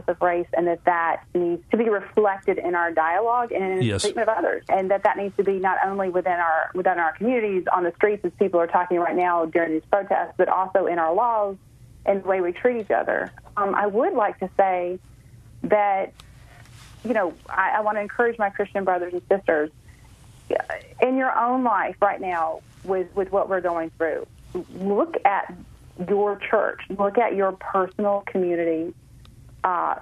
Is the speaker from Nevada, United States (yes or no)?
no; Memphis, Tennessee, United States; moved away; also born or lived in McLean, Virginia; my hometown there in Memphis